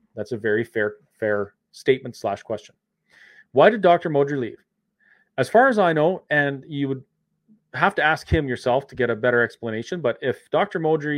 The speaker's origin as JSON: {"language": "English", "country": "Canada", "said": "I ended up in jail because I'm a Canadian citizen and it's my charter right to protest."}